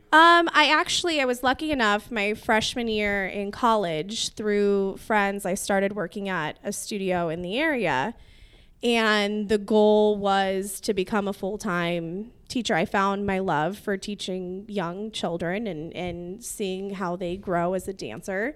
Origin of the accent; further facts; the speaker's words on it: Whittier, California, United States; I grew up in Whittier